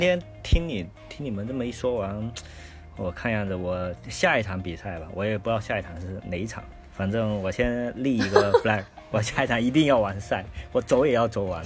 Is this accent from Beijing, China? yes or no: no; Fujian, China; now in northern China; 我是一个福建人，然后这些人呢，一直生活在这个北方，就将近二十年了